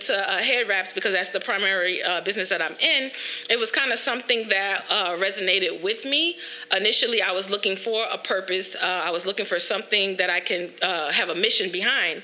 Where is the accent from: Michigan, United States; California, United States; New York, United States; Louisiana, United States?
Louisiana, United States; New Orleans; moved away as an adult; now in Dallas, United States; I am originally from New Orleans. I do reside in Dallas.